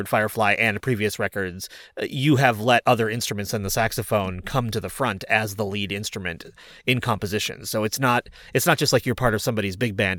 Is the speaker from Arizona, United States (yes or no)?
no; Massachusetts, United States; moved away; also born or lived in Rochester; I'm from Massachusetts